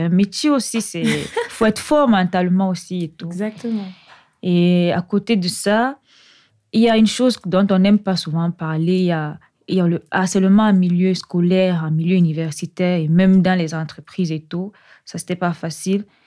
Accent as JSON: {"language": "French", "town": "Yaoundé", "region": "Centre", "country": "Cameroon", "tie": "born or raised there", "moved": "as an adult", "lives_now": "Lyon, France", "said": "je suis originaire du Cameroun. Je suis née euh, précisément à Yaoundé, au Cameroun, où j'ai fait toute ma scolarité"}